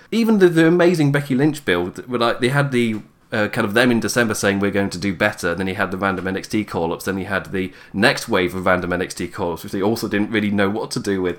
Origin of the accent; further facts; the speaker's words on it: England, United Kingdom; I am English